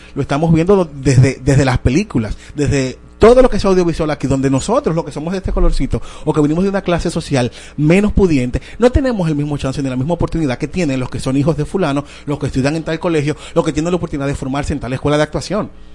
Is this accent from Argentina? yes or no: no; Dominican Republic; nosotros como dominicanos